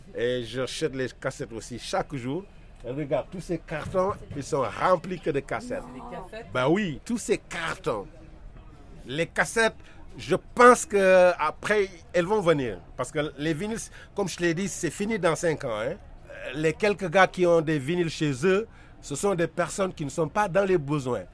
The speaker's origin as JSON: {"language": "French", "country": "Senegal", "said": "je suis sénégalais"}